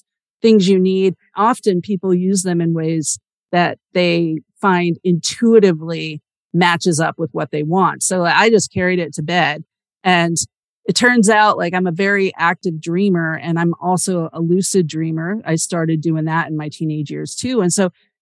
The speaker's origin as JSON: {"language": "English", "region": "Pennsylvania", "country": "United States", "tie": "born or raised there", "said": "I grew up in Pennsylvania"}